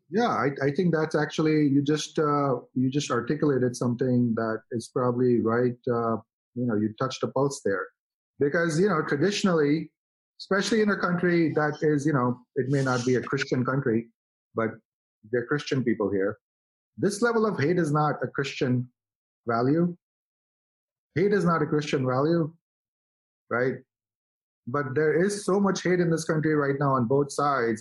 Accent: India; now in United States; as an Indian guy

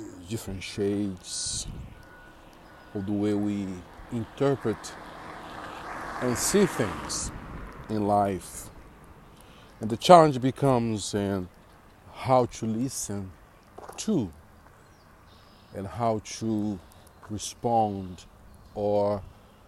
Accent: Brazil; moved away; born and raised in Brazil

